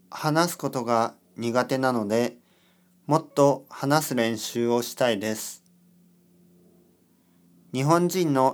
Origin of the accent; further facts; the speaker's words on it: Georgia, United States; Japanese is a second language; now in California, United States; アメリカのカリフォルニアに住んでいます。出身はジョージア州です。仕事はコンピュータープログラマーです。日本語の勉強をしています。